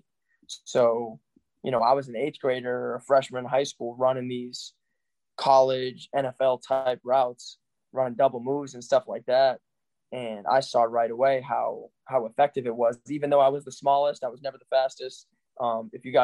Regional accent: Yarmouth, Massachusetts, United States; Yarmouth, Massachusetts, that's my hometown

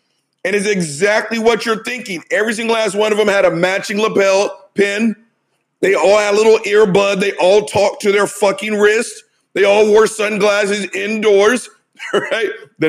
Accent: United States; I'm an American, right?

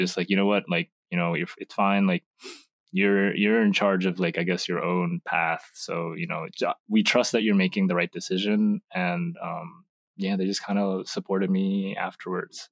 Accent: United States; also born or lived in Indonesia; I moved to America when I was two

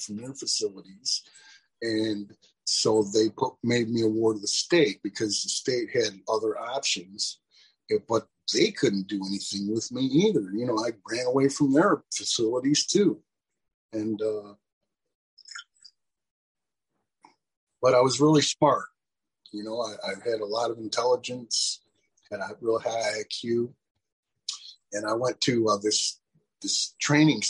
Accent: Pontiac, Michigan, United States; my hometown, Pontiac, Michigan

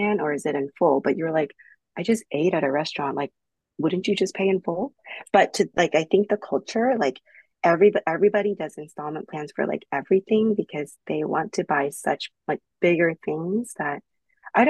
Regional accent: United States; I'm from America

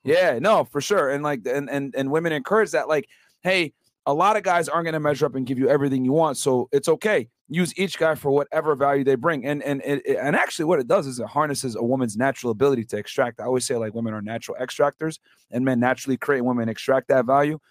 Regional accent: Connecticut, United States; now in Miami, United States; I'm from Connecticut originally

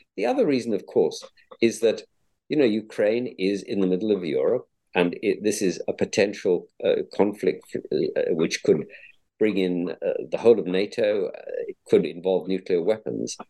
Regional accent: Cape Town, Western Cape, South Africa; moved away; I'm a South African by origin, born born brought up in Cape Town

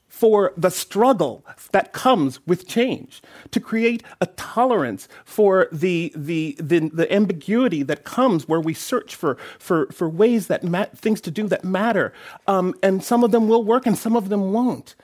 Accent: Oakland, California, United States; poor black child from Oakland

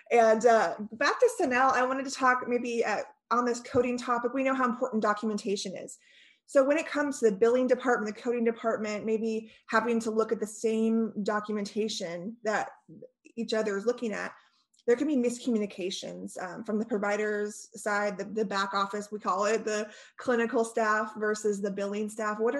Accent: California, United States; moved away; I grew up in California, not far from where you're at.

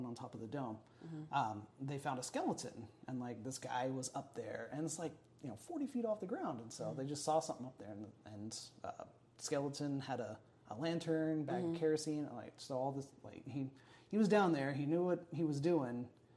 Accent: Enid, Oklahoma, United States; I grew up outside of Enid

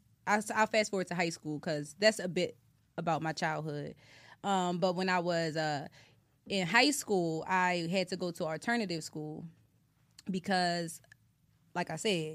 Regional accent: Atlantic City, New Jersey, United States; also born or lived in Pennsylvania; I'm from Atlantic City, New Jersey. I grew up back Maryland. That is the hood. And I rep my hood.

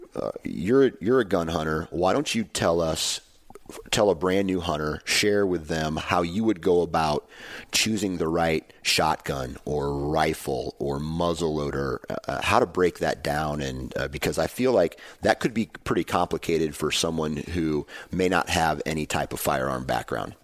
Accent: Midwest, United States; I'm from the Midwest

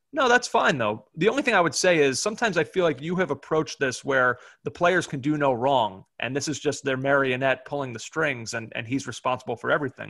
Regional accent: United States

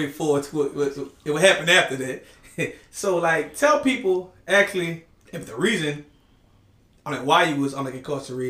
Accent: New Orleans, Louisiana, United States; Okay, you know, I love to interview people from Algiers. Yeah. Because, you know, that's my birth certificate.

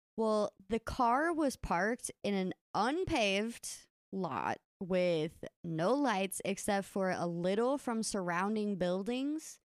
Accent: Kentucky, United States; lake we grew up swimming in in Kentucky.

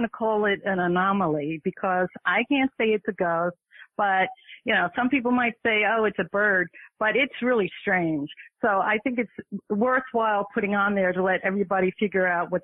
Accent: New York City, New York, United States; I was born and raised in the Bronx.

